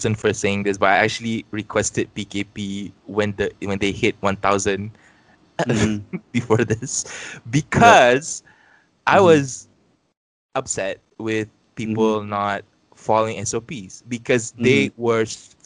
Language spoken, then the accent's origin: English; Malaysia; us as Malaysian citizens